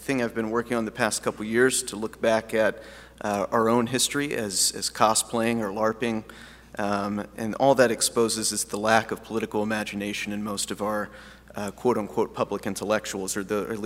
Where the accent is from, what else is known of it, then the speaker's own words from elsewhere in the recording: United States; as an American, Anglo-American Protestant